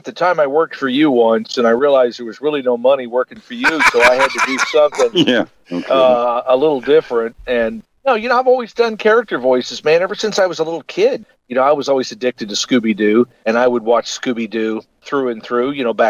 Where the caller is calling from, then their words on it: Baton Rouge, Louisiana, United States; I'm calling from Baton Rouge, Louisiana.